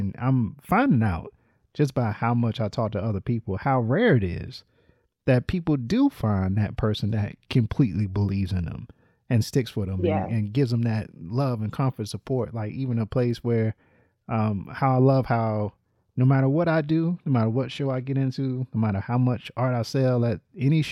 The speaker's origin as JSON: {"language": "English", "town": "Littleton", "region": "North Carolina", "country": "United States", "tie": "born or raised there", "said": "I grew up in North Carolina"}